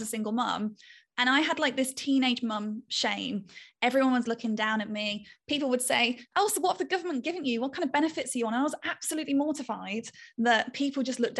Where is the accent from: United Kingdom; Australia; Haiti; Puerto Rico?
United Kingdom; I'm a Brit